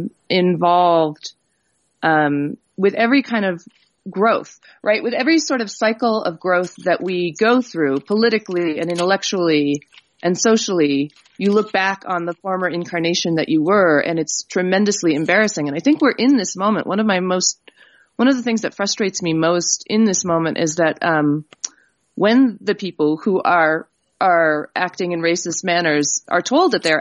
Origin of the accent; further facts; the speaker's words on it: New Mexico, United States; They went almost immediately to New Mexico, where we are told by the other two Indian families that were in the state that we were the third Indian family to move into the state